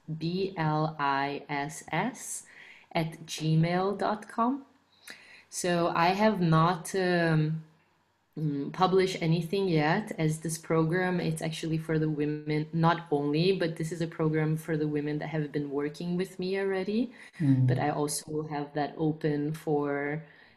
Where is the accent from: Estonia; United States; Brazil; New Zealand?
Brazil; I am from Brazil